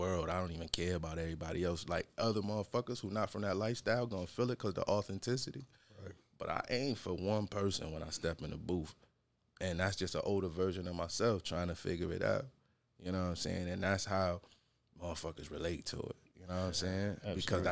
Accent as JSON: {"language": "English", "town": "Rochester", "region": "New York", "country": "United States", "tie": "born or raised there", "said": "Born and raised in Rochester"}